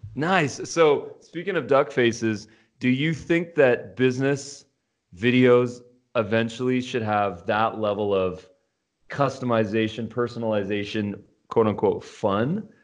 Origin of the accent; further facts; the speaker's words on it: Los Angeles, California, United States; I'm from Los Angeles